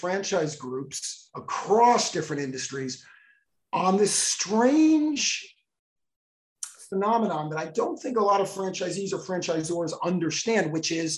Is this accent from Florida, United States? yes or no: yes; Miami Beach, Florida, United States; I grew up on Miami Beach